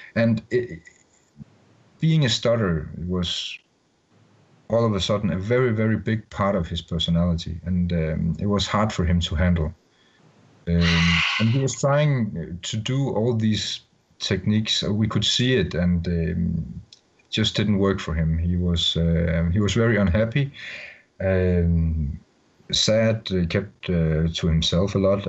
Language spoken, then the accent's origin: English; Denmark; English is a second language; I'm from Denmark